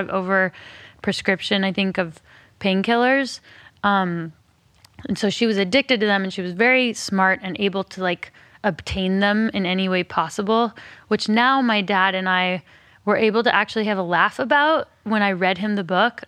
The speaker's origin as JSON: {"language": "English", "town": "Alameda", "region": "California", "country": "United States", "tie": "born or raised there", "also_born_or_lived": "Berkeley, California", "said": "I was born in Berkeley and grew up on an island called Alameda."}